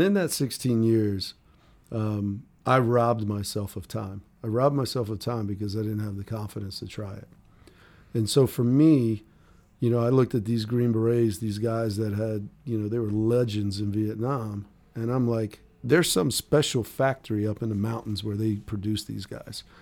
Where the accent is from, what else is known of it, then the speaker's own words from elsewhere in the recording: Wheaton, Maryland, United States; moved away; also born or lived in Denver, Colorado / Rockville, Maryland / Salt Lake City, Utah; lived right outside of, uh, kinda like the Washington, D C area, the suburbs, it was called, uh, Wheaton, Maryland, or Rockville, Maryland